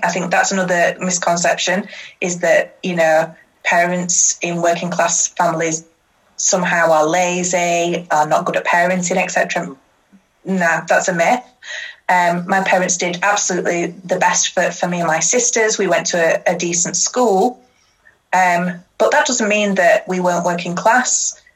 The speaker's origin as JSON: {"language": "English", "town": "Huddersfield", "region": "Yorkshire and the Humber", "country": "United Kingdom", "tie": "born or raised there", "said": "I grew up um, I grew up in Huddersfield"}